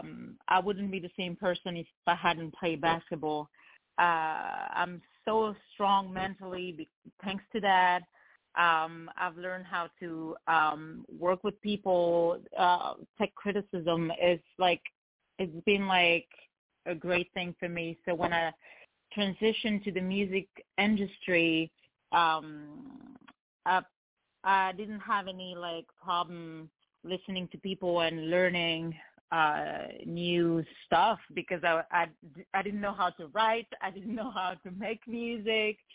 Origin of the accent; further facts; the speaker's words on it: France; moved away as an adult; also born or lived in Lebanon; now in Los Angeles, United States; I actually live in Los Angeles, California, but I'm from France. So, I grew up in France and was born in Lebanon, and I moved to California 7 years ago.